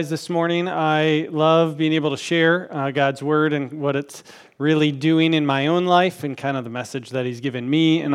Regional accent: Grand Rapids, Michigan, United States; moved away as an adult; now in Mishawaka, United States; I grew up in Grand Rapids, Michigan.

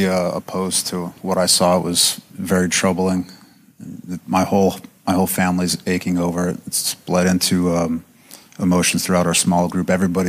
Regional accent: Albuquerque, New Mexico, United States; Where I grew up, there was quite a bit of crime where I grew up in Albuquerque, New Mexico.

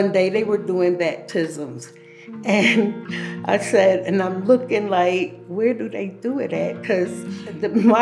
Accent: Philadelphia, Pennsylvania, United States; moved away as an adult; now in Colorado, United States; I'm from Philadelphia, Pennsylvania. I came to Colorado back in 2013.

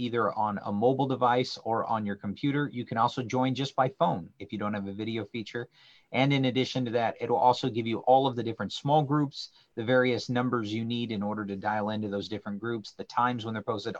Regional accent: the Northwest, Pacific Northwest, United States; moved away; I grew up in the Northwest swimming

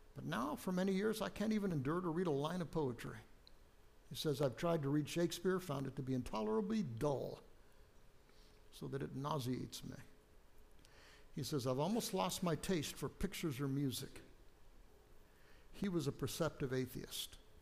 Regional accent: United States; moved away; I grew up on the West Coast, out along the Pacific Ocean

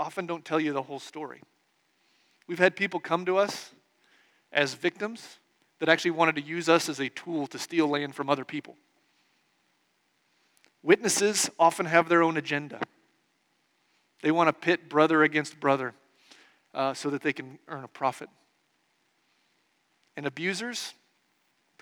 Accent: Nebraska, United States; I grew up in Nebraska in the 1980s and 90s

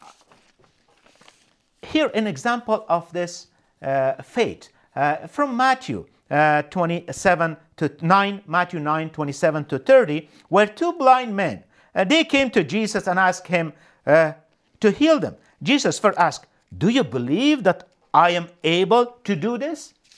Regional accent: Afghanistan; moved away as an adult; also born or lived in Canada; now in Winnipeg, Canada; I was born and raised in Afghanistan

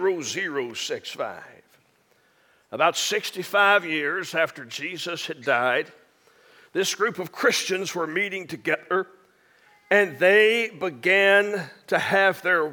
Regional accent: near Hope, Arkansas, United States; I grew up in Arkansas, and I grew up just a few miles outside of Hope, Arkansas

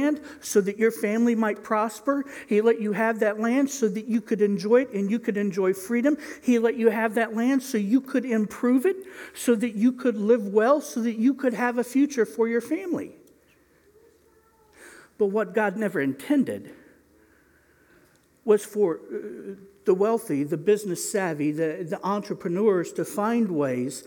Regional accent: Indiana, United States; I'm from Indiana

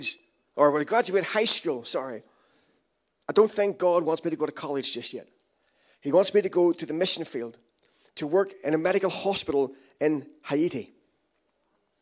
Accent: Ireland; I'm Irish

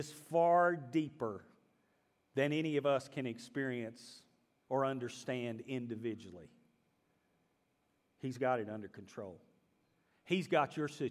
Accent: the American South, United States; those of us Southerners

